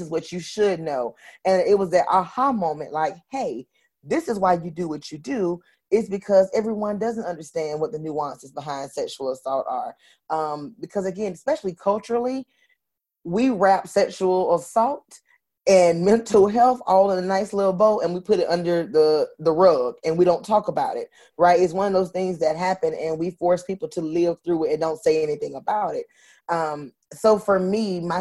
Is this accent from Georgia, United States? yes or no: no; Florida, United States; I'm from Florida